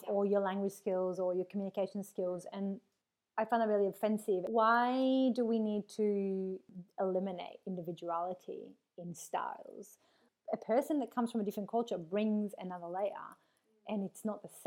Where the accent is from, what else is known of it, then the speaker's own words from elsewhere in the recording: Melbourne, Victoria, Australia; exactly. I'm from Melbourne.